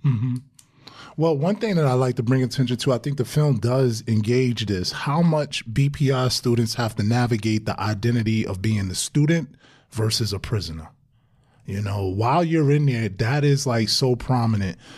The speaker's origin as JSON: {"language": "English", "town": "New York City", "region": "New York", "country": "United States", "tie": "born or raised there", "said": "growing up in Brownsville"}